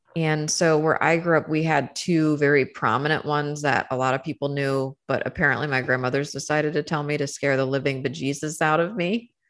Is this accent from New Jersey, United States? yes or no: no; Saint Mary's County, Maryland, United States; moved away; I was born and raised in Saint Mary's County, Maryland